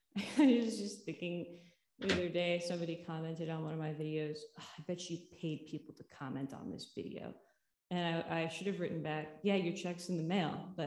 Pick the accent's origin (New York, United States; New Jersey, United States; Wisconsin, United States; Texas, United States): New York, United States; New York City; also born or lived in Connecticut; now in Cleveland, United States; So I was born in Connecticut. I was raised between New York City and Cleveland, Ohio. And then I went to school outside of Philadelphia, went to college in Massachusetts, then went back to New York, then went to LA. Then now I'm back in Cleveland